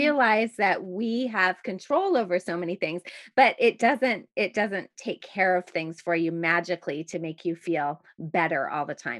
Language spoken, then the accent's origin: English; Montreal, Quebec, Canada; now in Toronto, Canada; the same type of shoveling that I grew up with in Montreal